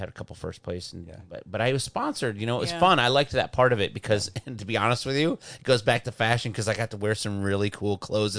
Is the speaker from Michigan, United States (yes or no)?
yes; Michigan, United States; I grew up in Michigan.